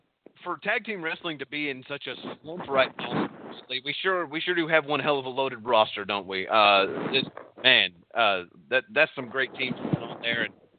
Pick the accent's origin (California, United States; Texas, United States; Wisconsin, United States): Texas, United States; accent: Texas; My Texas accent can go a little bit deeper, and I could talk like this.